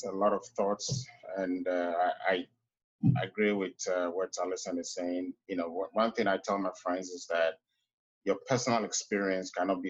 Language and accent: English; Ghana; now in United States; I grew up in Ghana before I came here.